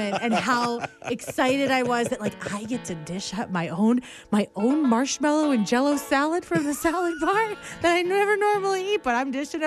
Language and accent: English; Loon Lake, Saskatchewan, Canada; when I was a little girl growing up in Loon Lake, Saskatchewan, which tiny, tiny town, like population 300.